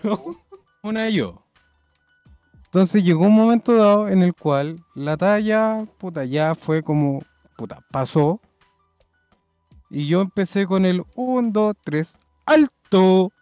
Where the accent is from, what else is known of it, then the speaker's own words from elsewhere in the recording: Santiago, Santiago Metropolitan Region, Chile; also born or lived in Viña del Mar; volver a, a mi ciudad natal con mi familia